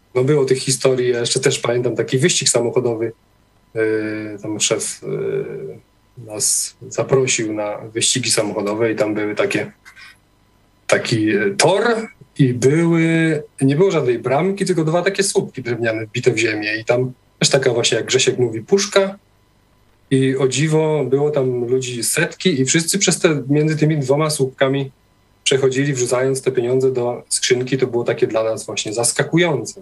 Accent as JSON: {"language": "Polish", "country": "Poland", "tie": "born or raised there", "also_born_or_lived": "Norway", "moved": "as an adult", "said": "wyjechałem do Norwegii e, w wieku lat 19, a e, większość życia spędziłem, wychowałem się na wsi w takiej wiejskiej parafii katolickiej"}